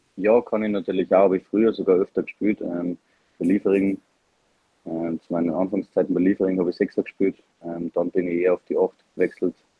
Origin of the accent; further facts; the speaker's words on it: Salzburg, Austria; als Salzburger